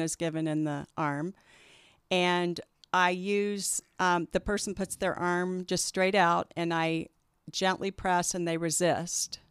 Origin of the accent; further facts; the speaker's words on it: Kansas City, United States; also born or lived in Denver; I was born and raised in Kansas City